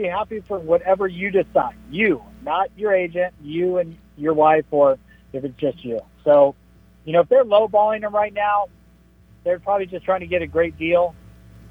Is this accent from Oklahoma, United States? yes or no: no; San Diego, California, United States; I was born in San Diego, so I kind of feel like San Diego is home to me too.